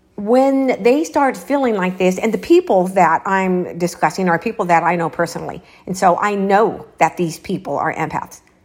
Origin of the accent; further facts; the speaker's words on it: Los Angeles, California, United States; moved away; I am from Los Angeles